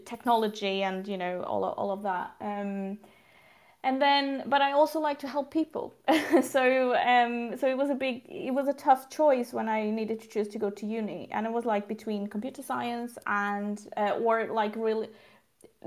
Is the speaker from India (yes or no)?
no; Portugal; moved away as an adult; also born or lived in London, United Kingdom; now in Sweden; I'm originally from Portugal. So south of Europe, and I've grown up there.